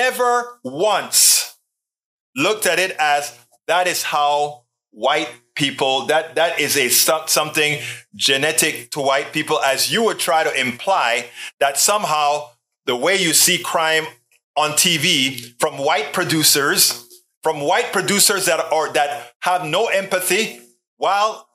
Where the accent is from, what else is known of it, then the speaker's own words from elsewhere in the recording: Panama; I am from Panama. I'm a Black person from Panama.